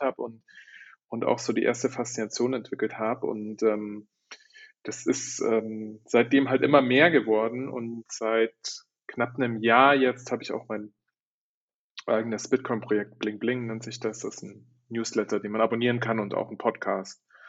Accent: Germany; moved away as an adult; also born or lived in Shanghai, China / Istanbul, Turkey; das hat mich so eigentlich wieder in die Heimat gespült

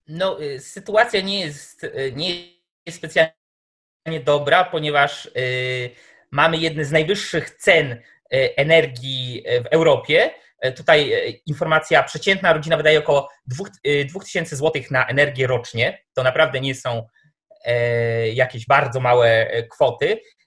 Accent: Tomaszów Mazowiecki, Łódź Voivodeship, Poland; ja jestem z Tomaszowa Mazowieckiego

